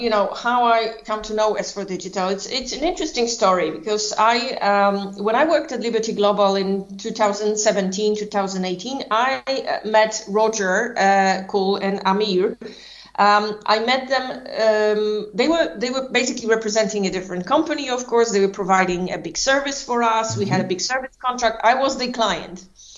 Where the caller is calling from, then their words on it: Warsaw, Masovian Voivodeship, Poland; I'm actually calling from Warsaw in Poland.